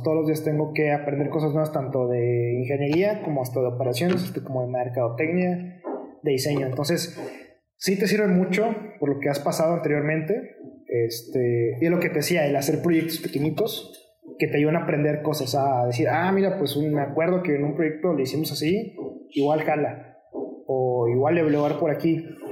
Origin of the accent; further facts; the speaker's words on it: Mexico; dos de los miembros somos mexicanos